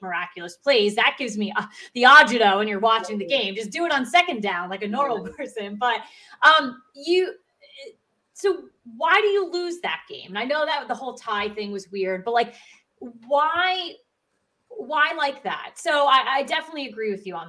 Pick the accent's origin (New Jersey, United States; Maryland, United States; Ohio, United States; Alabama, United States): New Jersey, United States; we're from New Jersey.